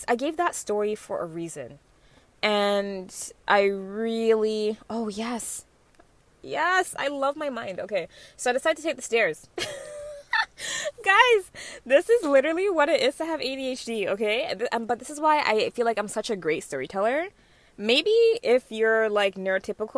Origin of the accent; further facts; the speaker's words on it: Mississauga, Ontario, Canada; I'm not gonna say Malton.